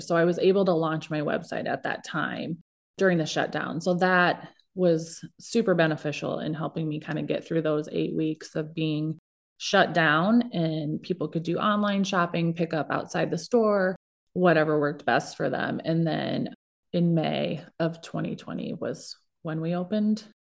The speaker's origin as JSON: {"language": "English", "region": "Iowa", "country": "United States", "also_born_or_lived": "Minneapolis", "moved": "as an adult", "said": "two Iowa kids in the cities"}